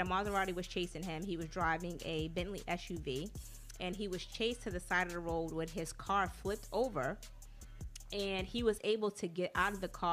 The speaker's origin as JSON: {"language": "English", "town": "Atlanta", "region": "Georgia", "country": "United States", "tie": "born or raised there", "moved": "yes", "said": "Atlanta's like my second home. You know, I grew up in Atlanta. I went to school in Atlanta"}